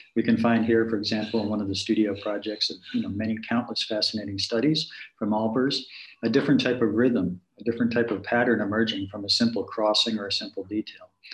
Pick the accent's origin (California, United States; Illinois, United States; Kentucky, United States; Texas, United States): Illinois, United States; Chicago; talk a little bit about my hometown here, if we could. Um, jumping back to Chicago